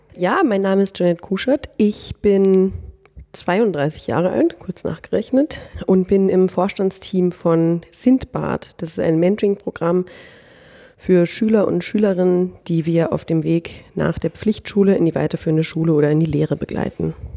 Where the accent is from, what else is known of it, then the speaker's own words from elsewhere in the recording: Northern Germany, Germany; moved away as an adult; now in Austria; ich komme eigentlich aus Norddeutschland, da bin ich aufgewachsen